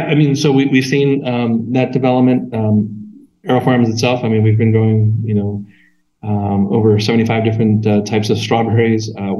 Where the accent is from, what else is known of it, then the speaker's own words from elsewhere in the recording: Pacific Northwest, United States; Hops, if you imagine this growing up in the Northwest